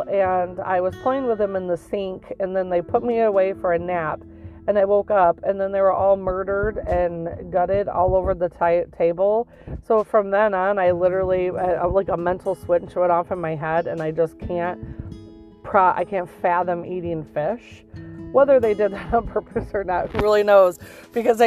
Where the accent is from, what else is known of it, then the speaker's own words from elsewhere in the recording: Michigan, United States; we're from Michigan